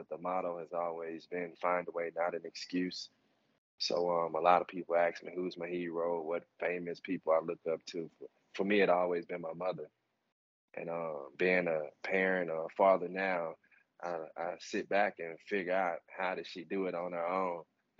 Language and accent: English; Alexandria, Louisiana, United States; moved away as an adult; also born or lived in Canada; I was born and raised in Alexandria, Louisiana. It's central of the state, a small town, raised by a single mother